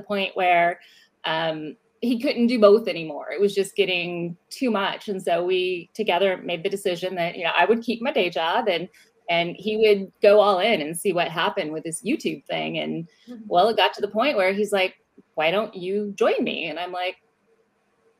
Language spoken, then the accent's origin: English; Richmond, California, United States; moved away as an adult; I grew up in Northern California in the San Francisco Bay Area, a little town or a little big town called Richmond